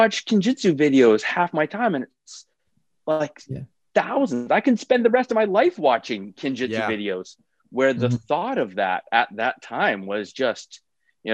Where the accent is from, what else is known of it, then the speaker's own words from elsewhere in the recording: Edmonton, Alberta, Canada; I grew up out west. I'm from Edmonton, actually, originally